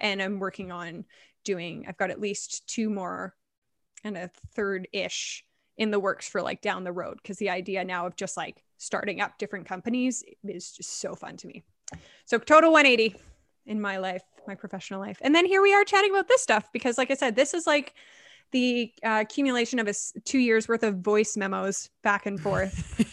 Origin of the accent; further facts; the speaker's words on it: Vancouver, British Columbia, Canada; I am born and raised in Vancouver, which is rare